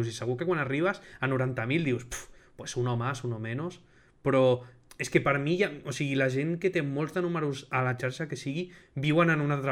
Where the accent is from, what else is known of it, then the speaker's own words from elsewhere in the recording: Girona, Catalonia, Spain; O sigui, jo sóc de Girona i ell és del Bronx.